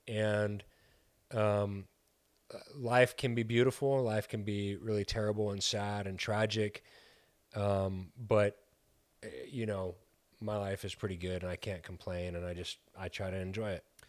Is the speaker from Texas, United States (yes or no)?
yes; El Paso, Texas, United States; now in Chicago, United States; We're from El Paso, Texas